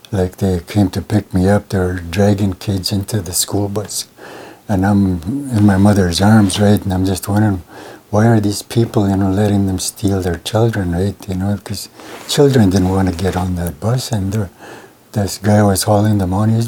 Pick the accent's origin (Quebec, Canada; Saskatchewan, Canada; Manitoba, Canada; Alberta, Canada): Saskatchewan, Canada; Montreal Lake; born there; Well, I'm Cree. I'm from. Uh, I'm registered in the Mistawasis, but I was told I was born in Montreal Lake.